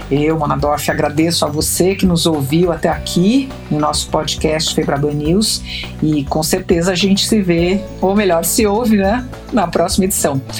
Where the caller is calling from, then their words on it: São Paulo, Brazil; eu sou daqui de São Paulo